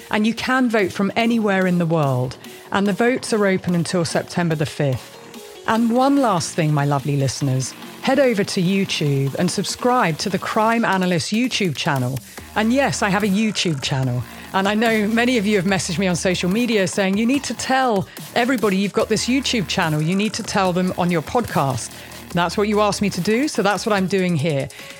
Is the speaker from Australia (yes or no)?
no; United Kingdom; I'm British